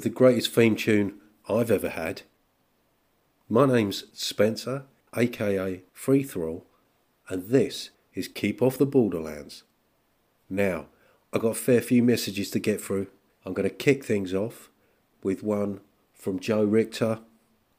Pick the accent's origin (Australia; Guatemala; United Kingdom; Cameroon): United Kingdom; being British